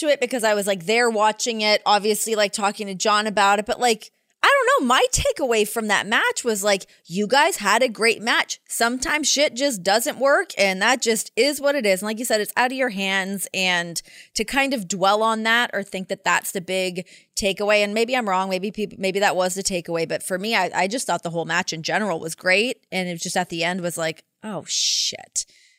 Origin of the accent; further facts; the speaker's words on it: Canada; I mean, for any kid growing up in Canada, I wanted to play in the NHL.